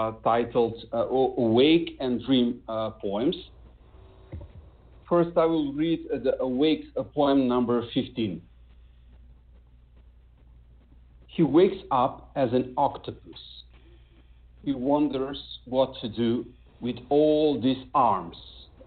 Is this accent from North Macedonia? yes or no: yes; North Macedonia; first language Macedonian; English is a second language; I only write poetry in Macedonian, in my native language